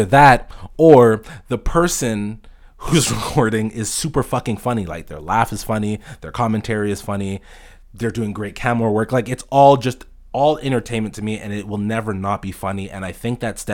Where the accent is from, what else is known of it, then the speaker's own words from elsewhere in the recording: Toronto, Ontario, Canada; I'm from Toronto, Canada